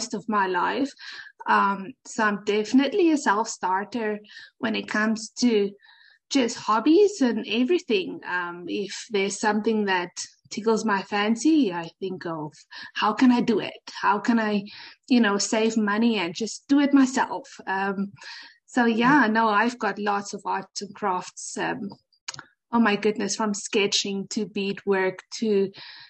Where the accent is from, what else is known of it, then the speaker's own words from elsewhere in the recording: South Africa; moved away as an adult; now in Canada; Okay, so I'm from South Africa.